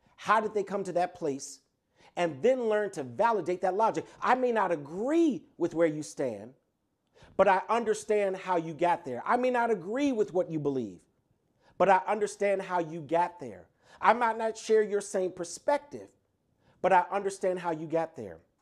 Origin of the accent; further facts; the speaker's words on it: Chicago, Illinois, United States; I was raised in the Lilydale Progressive Missionary Baptist Church on the south side of Chicago